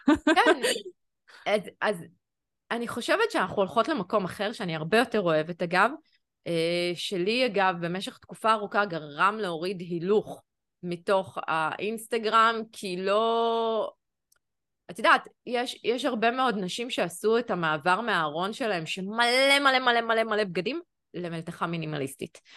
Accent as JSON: {"language": "Hebrew", "town": "Jerusalem", "region": "Jerusalem District", "country": "Israel", "tie": "born or raised there", "also_born_or_lived": "Tel Aviv", "moved": "as an adult"}